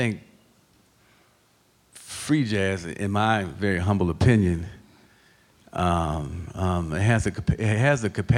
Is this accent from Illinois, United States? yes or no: yes; Waukegan, Illinois, United States; I grew up at in Waukegan